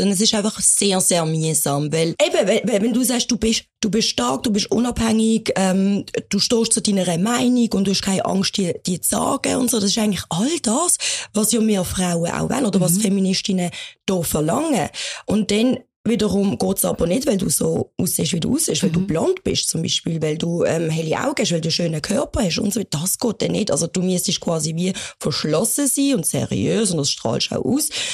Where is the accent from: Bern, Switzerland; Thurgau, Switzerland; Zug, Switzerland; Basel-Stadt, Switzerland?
Basel-Stadt, Switzerland; Basel; bei uns in der Schweiz